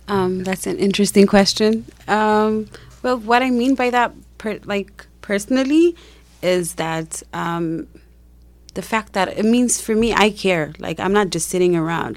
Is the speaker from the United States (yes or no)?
no; Ethiopia; I'm from Ethiopia